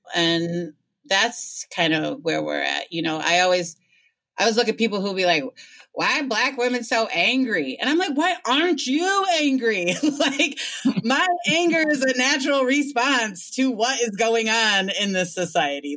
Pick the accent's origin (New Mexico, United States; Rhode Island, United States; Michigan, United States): Michigan, United States; Ann Arbor; now in Detroit, United States; I'm in Detroit now, but I'm from Ann Arbor, Michigan